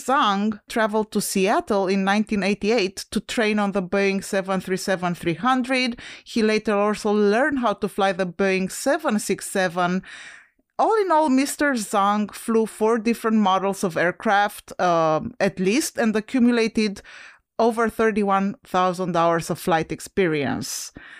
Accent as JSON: {"language": "English", "country": "Romania", "lives_now": "United States", "said": "When I came from Romania to the US, obviously I started my journey at the Henri Coandă Airport in Bucharest"}